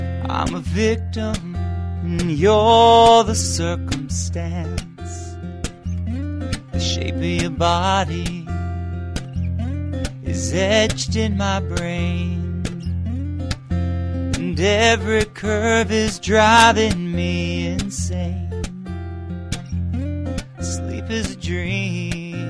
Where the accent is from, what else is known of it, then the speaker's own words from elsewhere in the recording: Portsmouth, Virginia, United States; moved away as an adult; also born or lived in Norfolk, Virginia / Washington, D.C.; now in Los Angeles, United States; I was born at Norfolk General Hospital and grew up in Portsmouth, Virginia